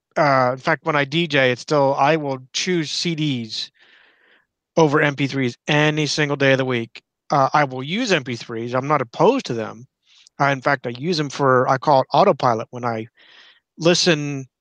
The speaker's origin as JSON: {"language": "English", "town": "Clearfield", "region": "Pennsylvania", "country": "United States", "said": "we're from Clearfield, Central Podunk, Pennsylvania"}